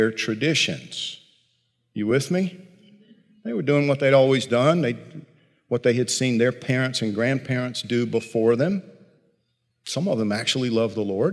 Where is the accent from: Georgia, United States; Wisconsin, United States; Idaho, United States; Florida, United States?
Georgia, United States; I grew up in Georgia, tobacco country